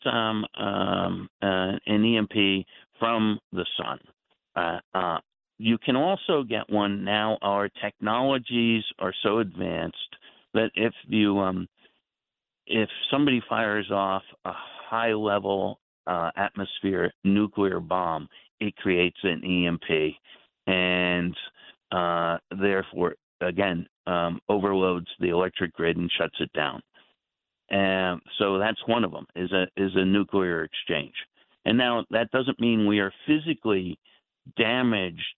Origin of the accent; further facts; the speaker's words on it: New Jersey, United States; I grew up in the New Jersey area